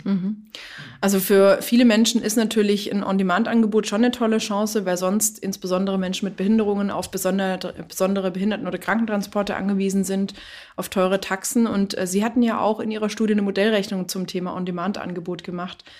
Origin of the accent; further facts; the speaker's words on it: Germany; bei uns in Deutschland